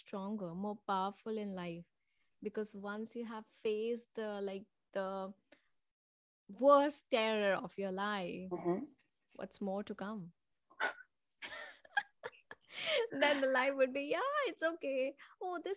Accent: Manipur, India; I was born in Manipur, and it was a small state in India

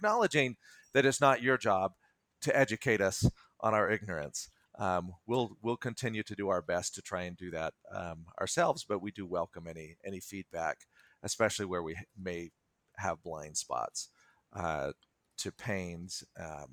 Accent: Salt Lake City, Utah, United States; Salt Lake area. Yes, born and raised in Utah

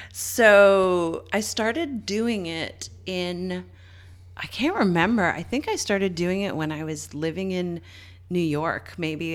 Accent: Newfoundland and Labrador, Canada; I grew up in Newfoundland

